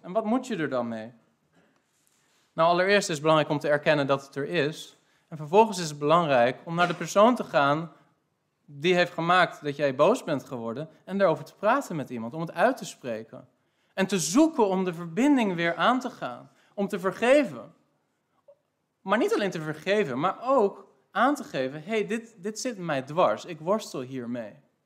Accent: Netherlands; wij zijn als Nederlanders

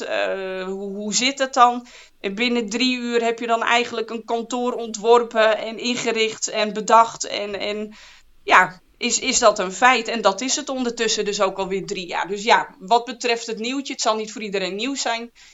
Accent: Friesland, Netherlands; moved away as an adult; also born or lived in Zwolle / Groningen / Amsterdam; ik ben geboren en getogen in Friesland

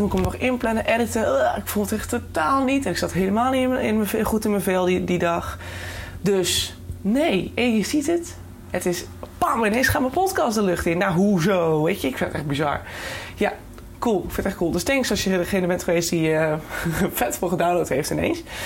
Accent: Netherlands; ons als Nederlanders

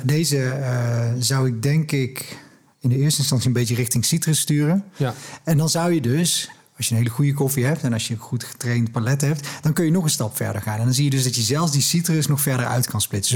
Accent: Netherlands; als Nederlanders

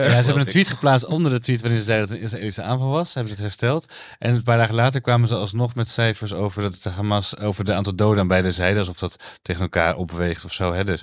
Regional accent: Amsterdam, North Holland, Netherlands; Zeg ik als, eh, als Amsterdammer.

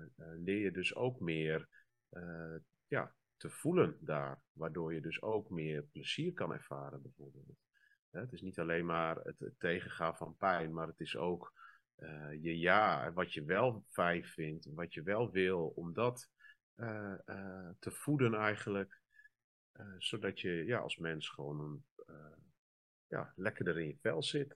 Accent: northern Netherlands, Netherlands; ik kom uit het noorden uit een wat eh, conservatieve gemeenschap eigenlijk.

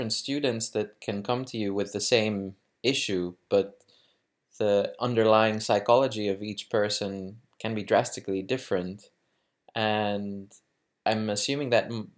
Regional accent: Greece; now in Netherlands; Being raised in Greece, my home country

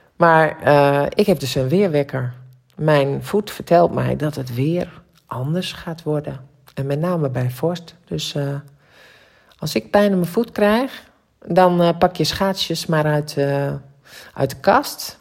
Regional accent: Drenthe, Netherlands; Want ik ben Drentse van oorsprong

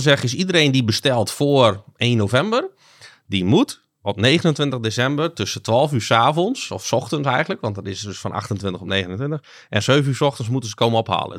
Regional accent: Groningen, Netherlands; also born or lived in Zuidlaren / Tynaarlo; 35 jaar, opgegroeid hier in Groningen.

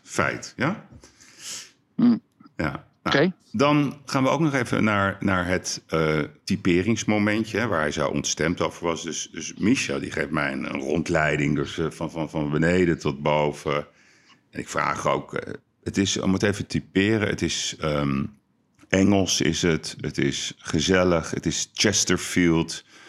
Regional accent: Amsterdam, North Holland, Netherlands; Wij zijn Amsterdammers

